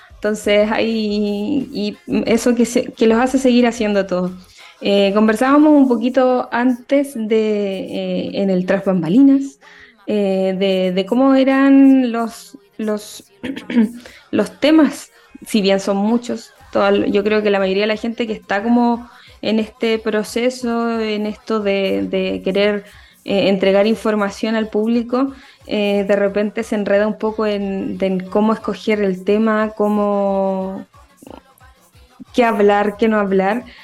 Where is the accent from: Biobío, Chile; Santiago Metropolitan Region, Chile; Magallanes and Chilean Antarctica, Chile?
Biobío, Chile; Concepción; yo soy de Concepción